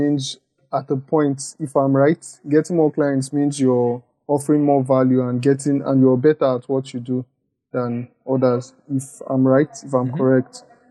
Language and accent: English; Lagos, Nigeria; I'm from Lagos, Nigeria.